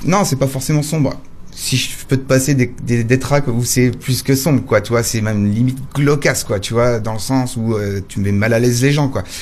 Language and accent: French; Nantes, Pays de la Loire, France; je viens de Nantes